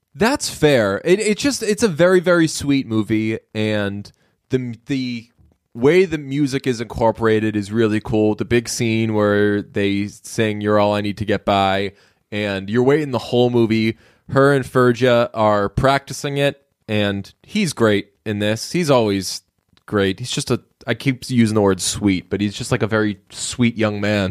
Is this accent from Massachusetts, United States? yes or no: yes; Boston, Massachusetts, United States; I'm from Boston